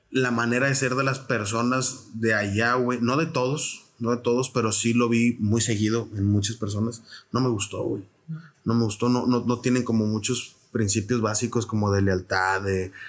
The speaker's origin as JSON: {"language": "Spanish", "region": "Querétaro", "country": "Mexico", "tie": "born or raised there", "also_born_or_lived": "San Luis Potosí", "said": "porque nací en San Luis, pero mis papás viven en Querétaro igual está muy cerca, ¿no?"}